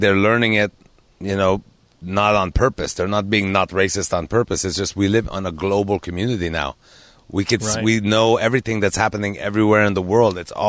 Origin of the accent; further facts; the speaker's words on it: South Shore of Montreal, Quebec, Canada; I'm the South Shore of Montreal.